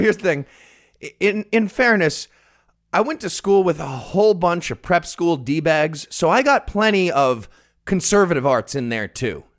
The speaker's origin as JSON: {"language": "English", "area": "Rockland County", "region": "New York", "country": "United States", "tie": "born or raised there", "said": "my hometown of Rockland County, New York"}